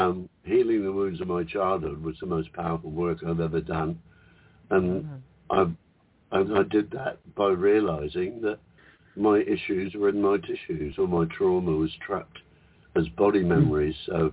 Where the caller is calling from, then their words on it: Whitsunday Islands, Queensland, Australia; G'day, ladies. … from the beautiful Whitsunday Islands.